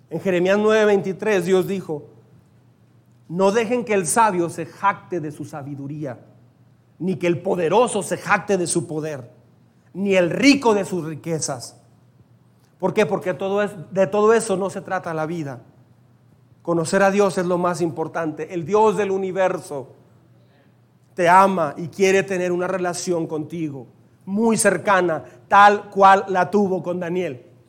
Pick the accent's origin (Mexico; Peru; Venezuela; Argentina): Mexico; me siento muy orgulloso y contento de ser mexicano. Creo que soy el más mexicano apasionado aquí en esta iglesia